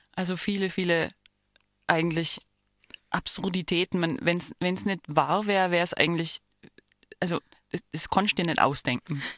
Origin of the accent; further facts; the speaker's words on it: Germany; als Deutsche